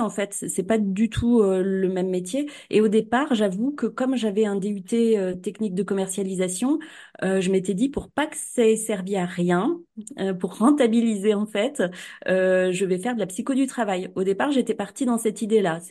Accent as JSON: {"language": "French", "town": "Cournon-d'Auvergne", "region": "Auvergne-Rhône-Alpes", "country": "France", "tie": "born or raised there", "said": "à Clermont-Ferrand, euh, à Cournon d'Auvergne"}